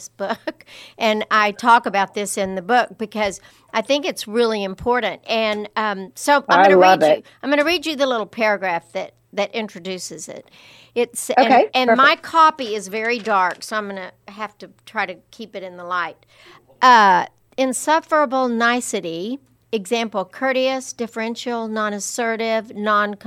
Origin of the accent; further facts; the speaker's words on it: Lubbock, Texas, United States; growing up in Lubbock